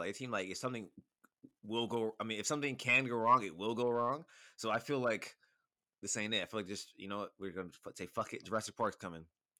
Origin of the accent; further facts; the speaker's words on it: Canada; I said I'm Canadian. That's all I said.